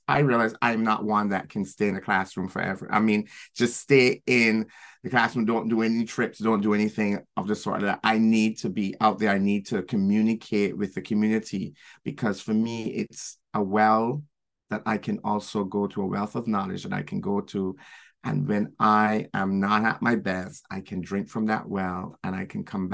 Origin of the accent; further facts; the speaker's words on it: Barbados; moved away as an adult; now in New York City, United States; growing up in Barbados. And then moving here